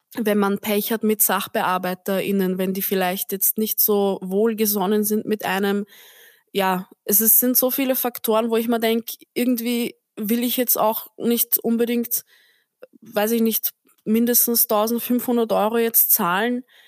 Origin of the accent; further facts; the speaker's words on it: Austria; now in Vienna, Austria; Aber ich bin am Land aufgewachsen, also wirklich so Dorf, Dorf